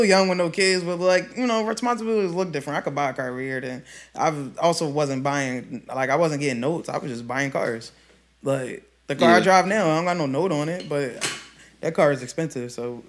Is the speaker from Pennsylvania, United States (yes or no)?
yes; Philadelphia, Pennsylvania, United States; I'm from Philly.